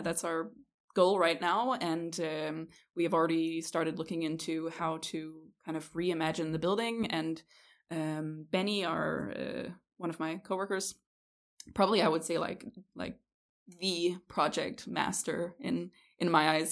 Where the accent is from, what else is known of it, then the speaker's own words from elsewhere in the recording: Canada; moved away as an adult; also born or lived in Denmark / Aarhus, Denmark; now in Kolding, Denmark; I was born in Denmark, but I was raised in Canada.